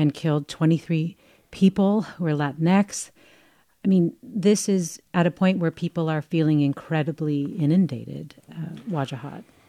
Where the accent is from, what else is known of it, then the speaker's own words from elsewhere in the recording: Southern California, United States; moved away; growing up in Southern California